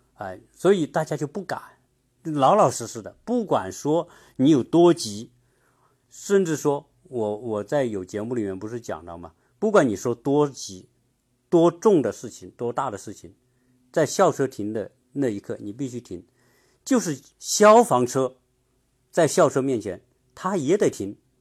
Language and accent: Chinese; China; now in United States; 我们中国人